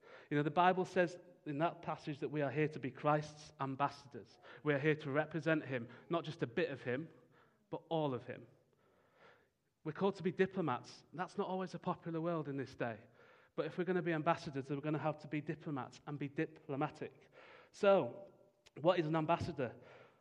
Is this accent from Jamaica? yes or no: no; United Kingdom; as British people